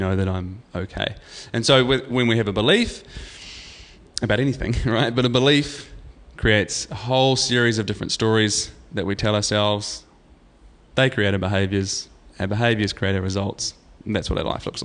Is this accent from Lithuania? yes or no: no; New Zealand; I'm from New Zealand and, you know, I do this and I'm 37